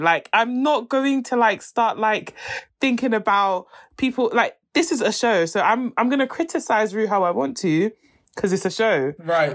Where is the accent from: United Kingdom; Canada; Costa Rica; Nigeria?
Nigeria; if I wasn't Nigerian